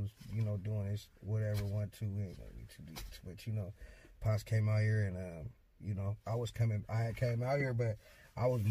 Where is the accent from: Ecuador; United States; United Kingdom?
United States; San Diego, California; moved away as an adult; now in Portland, United States; I'm from San Diego, California